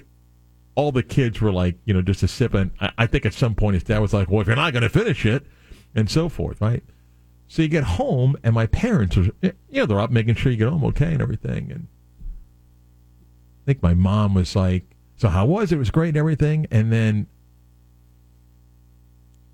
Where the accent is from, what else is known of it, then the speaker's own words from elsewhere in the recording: South Florida, United States; also born or lived in New York; So I grew up in South Florida, born in New York, grew up in South Florida